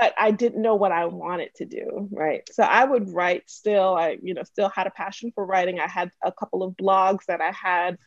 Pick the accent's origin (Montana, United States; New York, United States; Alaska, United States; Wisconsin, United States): New York, United States; Wyandanch; also born or lived in Freeport, Long Island; I'm born and raised in Wyandanche, second generation